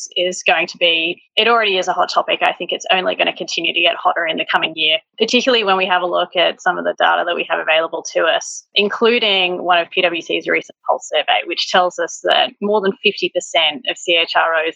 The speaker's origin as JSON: {"language": "English", "country": "Australia", "said": "as an Australian"}